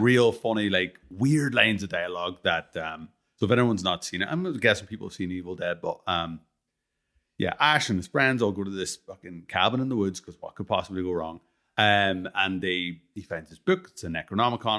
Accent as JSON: {"language": "English", "country": "Ireland", "said": "I'm, I'm fucking Irish"}